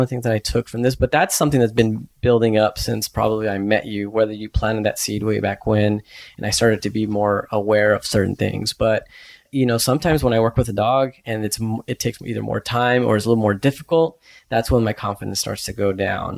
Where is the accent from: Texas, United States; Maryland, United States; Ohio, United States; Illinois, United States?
Texas, United States; moved away; I'm in Vermont and I'm from Texas